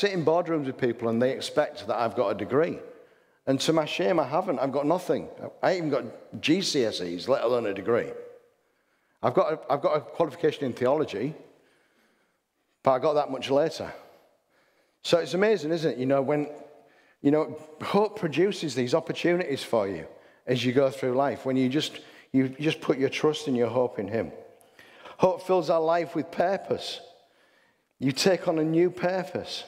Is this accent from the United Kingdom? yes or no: yes; England, United Kingdom; I'm an English person.